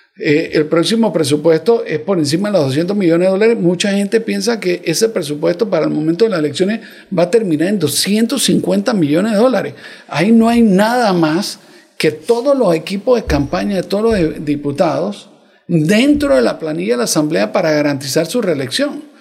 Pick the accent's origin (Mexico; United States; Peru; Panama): Panama; yo soy panameño